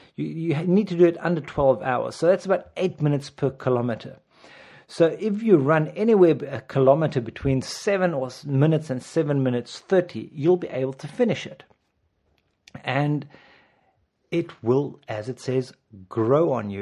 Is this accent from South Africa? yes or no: yes; South Africa; I'm South African.